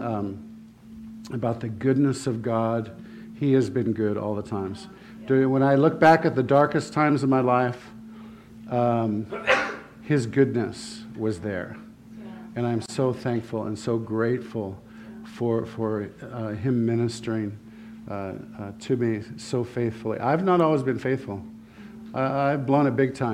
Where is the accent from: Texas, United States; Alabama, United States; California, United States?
California, United States; Santa Barbara; I grew up in Santa Barbara